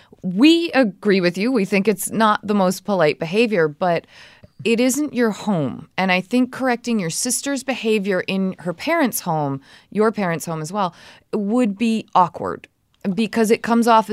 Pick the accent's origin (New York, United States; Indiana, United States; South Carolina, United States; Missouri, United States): South Carolina, United States; moved away as an adult; now in Idaho, United States; I live in Idaho, but I'm originally from South Carolina. I moved here for graduate school and ended up staying.